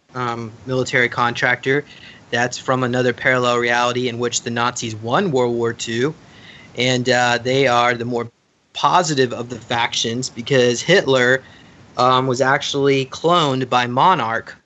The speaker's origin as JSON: {"language": "English", "town": "Charlotte", "region": "North Carolina", "country": "United States", "tie": "born or raised there", "said": "I grew up in Charlotte, North Carolina"}